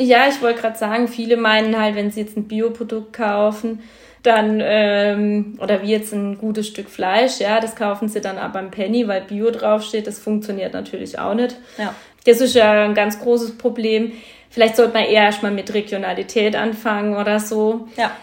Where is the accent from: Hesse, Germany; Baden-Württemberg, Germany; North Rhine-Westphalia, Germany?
Baden-Württemberg, Germany; Eichstetten am Kaiserstuhl; also born or lived in Geisenheim; bin gebürtig aus Eichstätten am Kaiserstuhl und komme halt aus einer Winzerfamilie